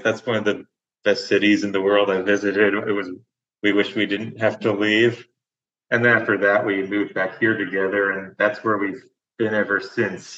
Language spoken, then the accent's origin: English; United States; moved away as an adult; also born or lived in Astoria, Oregon / Seattle area; I spent almost all of my life up to age 22 uh, close to the Oregon Washington border. I always lived in a town close to the state border until I 22